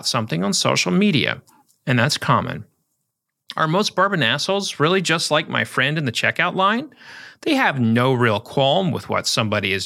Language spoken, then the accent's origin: English; Oklahoma, United States; moved away; at the Oklahoma Book Festival, where I'll talk about my latest books in my home state